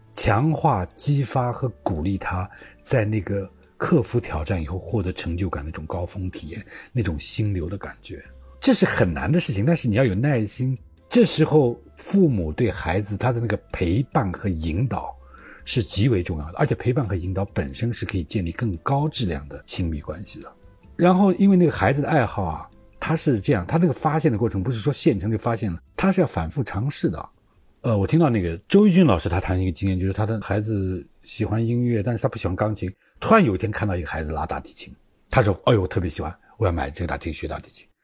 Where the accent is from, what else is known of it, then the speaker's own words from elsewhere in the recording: China; 我们中国人